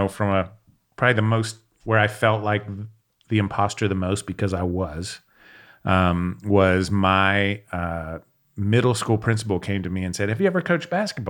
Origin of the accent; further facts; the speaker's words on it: Pittsburgh, Pennsylvania, United States; I'm from Pittsburgh.